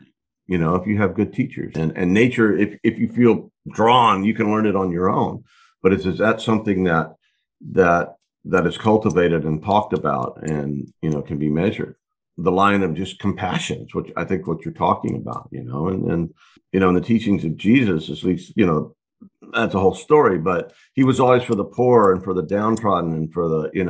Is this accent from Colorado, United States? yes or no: no; Texas, United States; born and raised in Texas